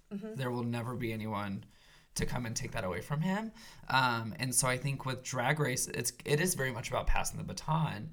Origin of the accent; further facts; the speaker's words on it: Kentucky, United States; I grew up in Kentucky, wasn't really exposed to drag queens